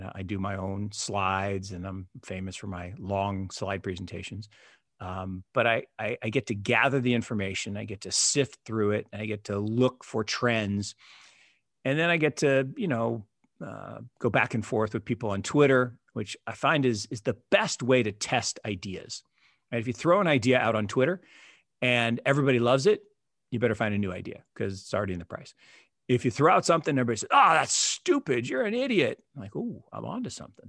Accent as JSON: {"language": "English", "town": "Seattle", "region": "Washington", "country": "United States", "tie": "born or raised there", "said": "I grew up in Seattle."}